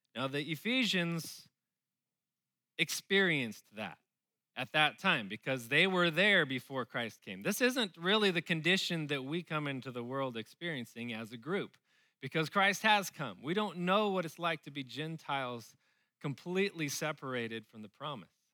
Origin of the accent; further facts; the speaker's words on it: Southern California, United States; moved away as an adult; now in Austin, United States; I grew up in Southern California